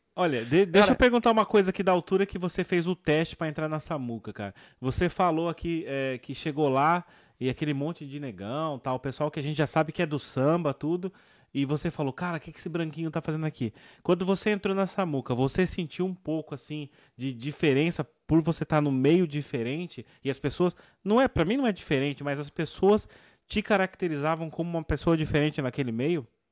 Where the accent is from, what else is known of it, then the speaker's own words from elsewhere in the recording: São Paulo, Brazil; Eu sou da zona sul de São Paulo, eu cresci no Capão Redondo